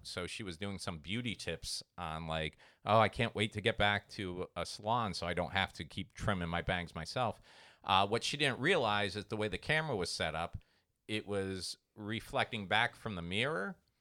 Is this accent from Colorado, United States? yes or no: no; Treasure Coast, Florida, United States; where I grew up on the Treasure Coast